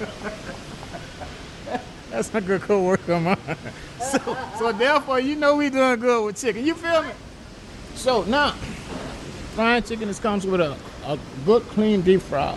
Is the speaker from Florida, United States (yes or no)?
no; New Orleans, Louisiana, United States; I grew up at Uptown, off Chabatulas and Napoleon